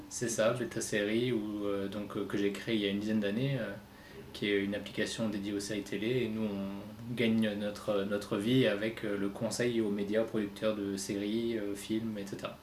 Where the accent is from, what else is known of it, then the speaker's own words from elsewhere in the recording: Reims, Grand Est, France; j'habite à Reims, je suis né à Reims et j'ai toujours vécu ici